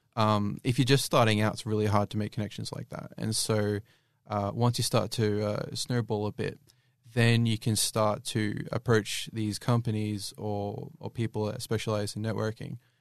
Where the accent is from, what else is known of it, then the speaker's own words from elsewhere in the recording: Australia; I'm an Australian